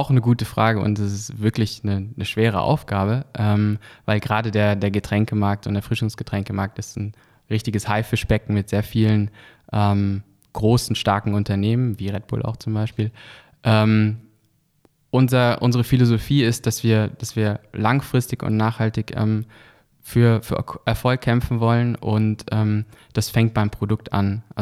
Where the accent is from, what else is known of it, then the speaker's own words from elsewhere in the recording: Lörrach, Baden-Württemberg, Germany; weil einfach wir kommen aus Deutschland, aus, aus Lörrach, das ist in der Nähe von, von, von Basel